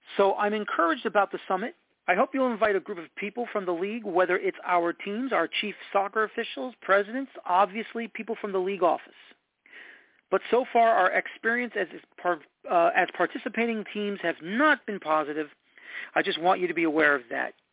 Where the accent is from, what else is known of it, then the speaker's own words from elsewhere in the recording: United States; as an American soccer fan and as an American soccer journalist